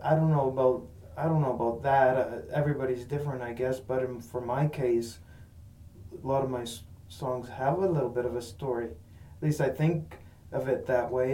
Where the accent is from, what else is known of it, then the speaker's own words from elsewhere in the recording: Buffalo Pound, near Moose Jaw, Saskatchewan, Canada; I was growing up in Buffalo Pound